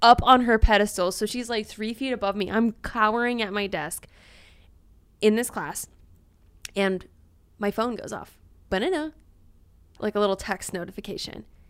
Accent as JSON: {"language": "English", "region": "Louisiana", "country": "United States", "said": "I'm from Louisiana"}